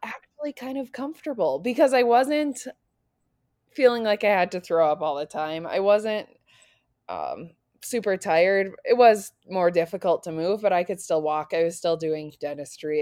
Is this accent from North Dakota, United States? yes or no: yes; North Dakota, United States; moved away as an adult; also born or lived in Nebraska; I grew up in North Dakota